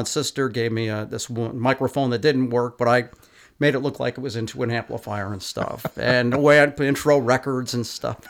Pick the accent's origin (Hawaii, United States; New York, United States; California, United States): New York, United States; Capital Region; growing up in the Capital Region, like around, I don't know, 1963, 64